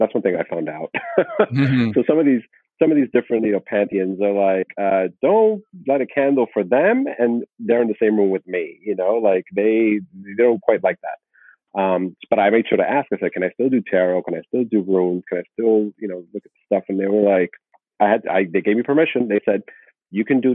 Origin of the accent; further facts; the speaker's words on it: South Florida, United States; being born and raised in South Florida